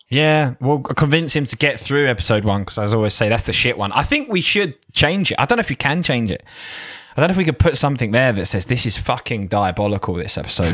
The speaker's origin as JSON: {"language": "English", "area": "Essex", "region": "East of England", "country": "United Kingdom", "also_born_or_lived": "Australia", "said": "I'm from Essex"}